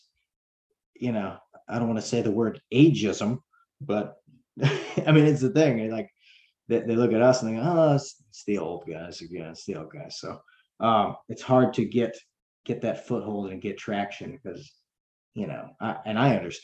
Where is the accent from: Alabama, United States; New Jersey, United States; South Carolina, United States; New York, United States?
South Carolina, United States; we're from South Carolina